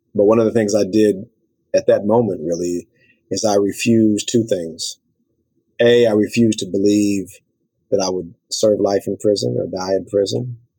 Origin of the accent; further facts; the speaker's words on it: Los Angeles, California, United States; my story as a young African American male growing up in South Central LA is almost a cliche